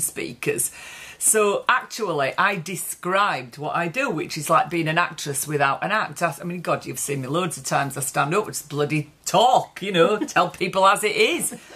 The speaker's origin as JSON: {"language": "English", "region": "Yorkshire and the Humber", "country": "United Kingdom", "said": "So where we come from, this part of Yorkshire, it's quite gritty"}